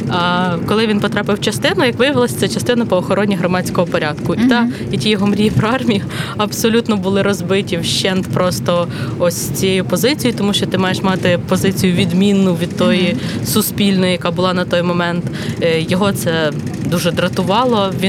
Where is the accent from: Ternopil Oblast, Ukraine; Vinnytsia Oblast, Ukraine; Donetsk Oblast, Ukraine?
Vinnytsia Oblast, Ukraine; Koziatyn; moved away as an adult; also born or lived in Kyiv; Вінницька область, місто Козят.